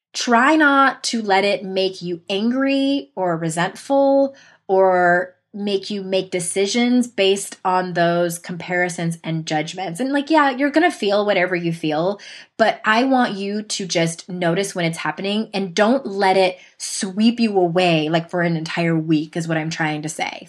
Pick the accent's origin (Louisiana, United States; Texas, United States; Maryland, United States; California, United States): California, United States; San Diego; my hometown in San Diego